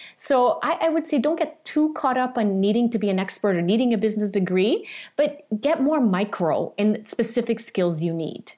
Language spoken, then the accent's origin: English; Portugal; I grew up in Portugal and we, you know, in a farm.